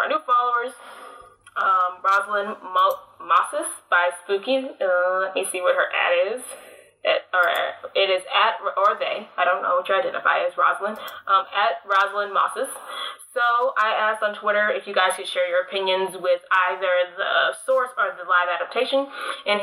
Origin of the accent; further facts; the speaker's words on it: Midwest, United States; accent: Midwestern; now in Chicago, United States; apparently this is a Midwestern accent. I don't know. I live in Chicagoland